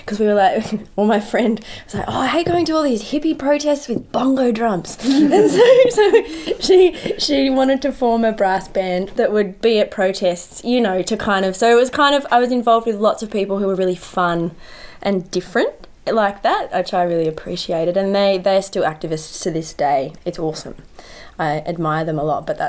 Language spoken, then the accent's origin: English; Canberra, Australian Capital Territory, Australia; I grew up in Canberra